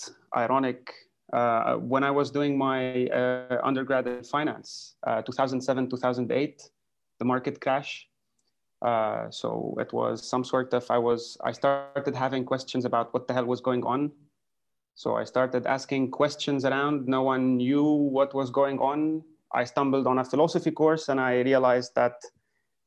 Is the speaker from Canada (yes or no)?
no; Lebanon; I come from Lebanon